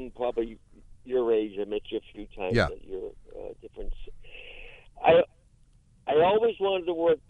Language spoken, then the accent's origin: English; Watertown, Massachusetts, United States; Everybody that I grew up around over in Watertown